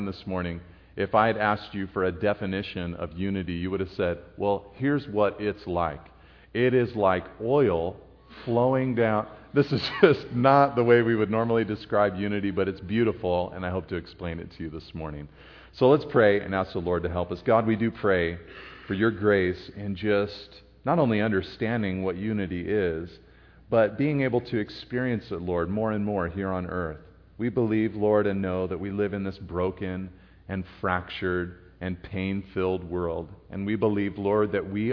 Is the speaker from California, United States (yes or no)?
yes; Monterey, California, United States; I'm from Monterey, California, and have pastored the Calvary there for the last 10 years, and I grew up in that community